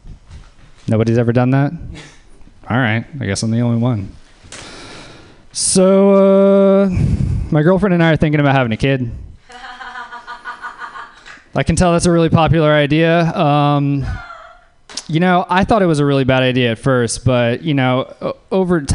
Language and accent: English; Louisiana, United States; I'm from Louisiana